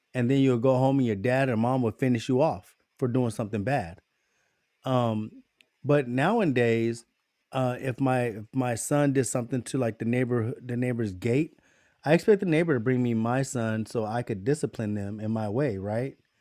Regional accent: United States; us as American people

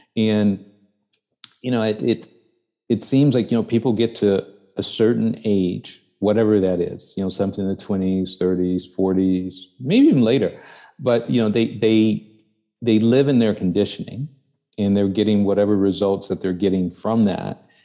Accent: Chicago, Illinois, United States; also born or lived in New York; I grew up in the South Side of Chicago.

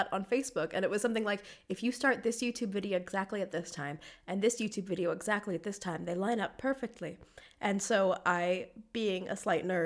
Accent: Hatboro, Pennsylvania, United States; moved away as an adult; now in Zurich, Switzerland; I am from Hatboro, Pennsylvania, which is a suburb of Philadelphia, Pennsylvania. I live in Zurich, Switzerland

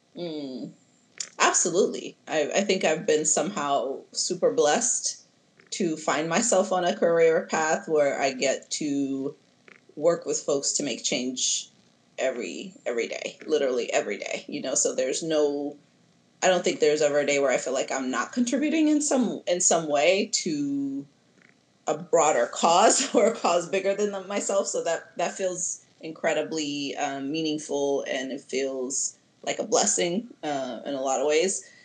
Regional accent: Addis Ababa, Ethiopia; also born or lived in Nashville, Tennessee / Georgia; now in Oakland, United States; originally, I'm from Addis Ababa, Ethiopia

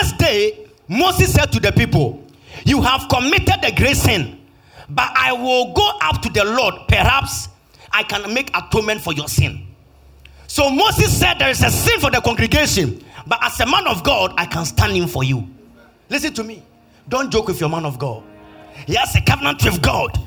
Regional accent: Kumasi, Ashanti, Ghana; I'm from Kumasi

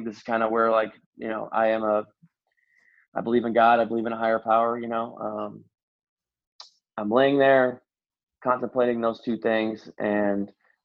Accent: Indiana, United States; moved away as an adult; also born or lived in Nashville, Tennessee; I'm from Indiana

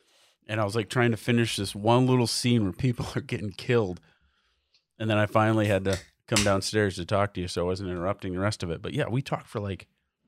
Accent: Michigan, United States; We're from Michigan.

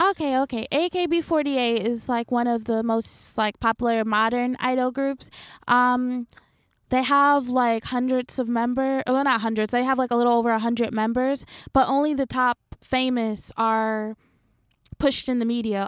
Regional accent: Detroit, Michigan, United States; moved away as an adult; now in Japan; growing up in Detroit, where it's, like, all black, moving to, like, the suburbs

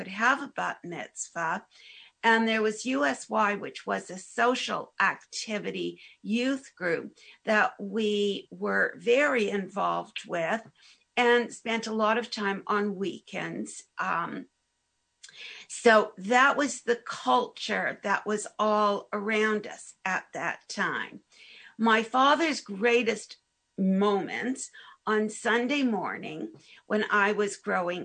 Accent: Hamilton, Ontario, Canada; growing up in Hamilton, there was the Orthodox community

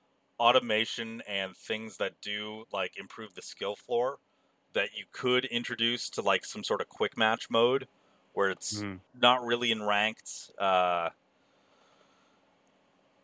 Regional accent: United States; I'm an American

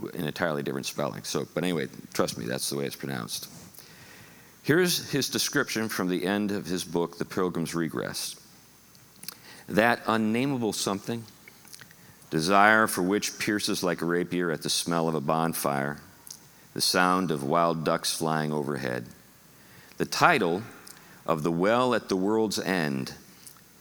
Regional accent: Western Pennsylvania, United States; moved away; also born or lived in Buffalo, New York; I grew up in Western Pennsylvania, right in the wake of Lake Erie

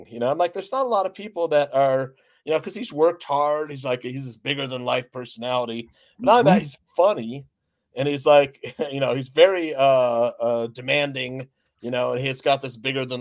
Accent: Naperville, Illinois, United States; my hometown has a fucking Gordon Ramsay restaurant in Naperville

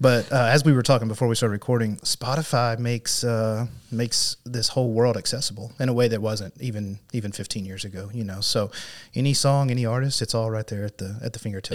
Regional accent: Cave City, Arkansas, United States; also born or lived in Fort Smith, Arkansas / North Carolina / Paragould, Arkansas; I grew up in Cave City, so that's not too far from here, over in Sharp County

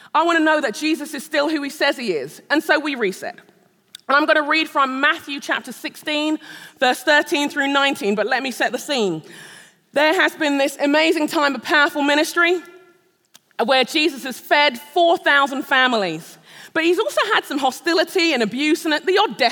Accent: London, United Kingdom; moved away as an adult; also born or lived in Nigeria; now in Shoreview, United States; I am a Brit. I'm a Londoner, born and raised. I'm a Nigerian

